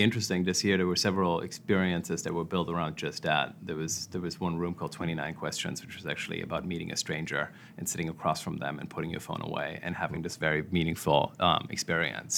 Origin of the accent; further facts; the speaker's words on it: Germany; moved away as an adult; also born or lived in Washington, D.C., United States / New York, United States; I grew up in Germany.